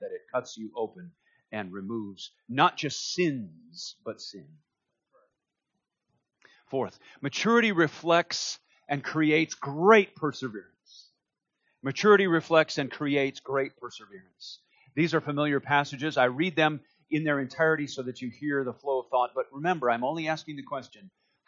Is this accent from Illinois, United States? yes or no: no; Duluth, Minnesota, United States; I grew up in Duluth, Minnesota